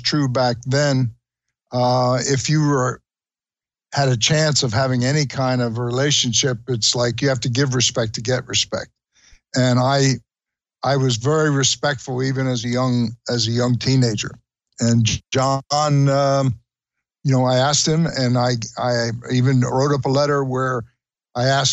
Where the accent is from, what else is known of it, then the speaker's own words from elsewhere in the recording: Trenton, New Jersey, United States; I was born and raised in Trenton, New Jersey